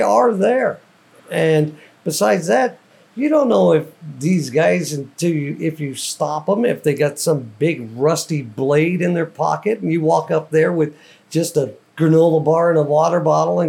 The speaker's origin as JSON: {"language": "English", "region": "Arizona", "country": "United States", "said": "I'm from Arizona"}